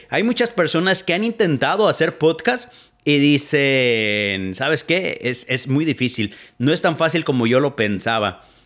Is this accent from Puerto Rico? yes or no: no; Etzatlán, Jalisco, Mexico; moved away as an adult; now in United States; yo soy originario de Etzatlán, Jalisco, allá por el lado de Tequila, atrás de Ameca